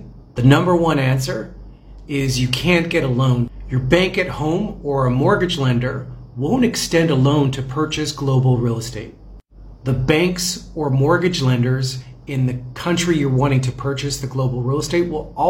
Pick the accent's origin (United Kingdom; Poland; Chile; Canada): Canada; also born or lived in United States; now in Thailand; I'm a Canadian citizen with great credit history.